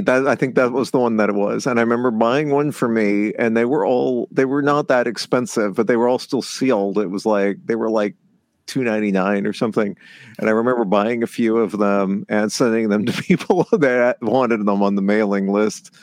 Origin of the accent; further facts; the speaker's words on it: Southern California, United States; I grew up in Southern California